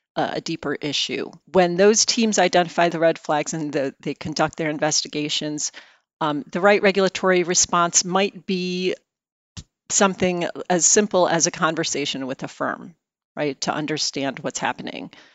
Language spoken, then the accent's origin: English; outside of Chicago, Illinois, United States; moved away; I am a Midwesterner, something many people don't know. I grew up outside of Chicago